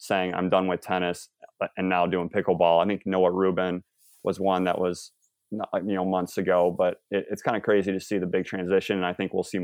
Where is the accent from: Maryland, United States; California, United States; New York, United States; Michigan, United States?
Michigan, United States; I'm from the Midwest in Michigan